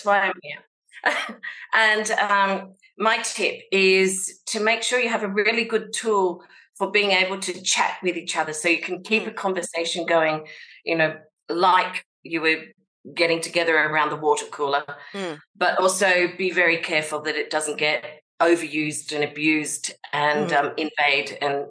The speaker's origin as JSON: {"language": "English", "country": "Australia", "moved": "yes", "lives_now": "France", "said": "even though I'm an Australian living in France."}